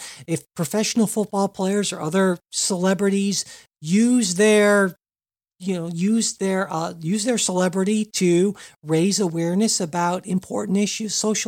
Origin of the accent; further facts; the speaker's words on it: Cincinnati, Ohio, United States; I could get tickets to the big Steelers Bengals game here in my hometown of Cincinnati